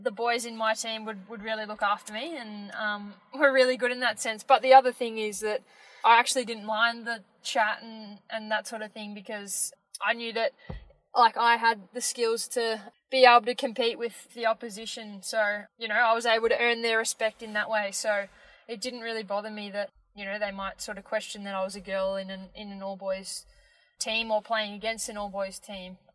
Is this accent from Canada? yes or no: no; Melbourne, Victoria, Australia; I am eight years old and I am from Melbourne.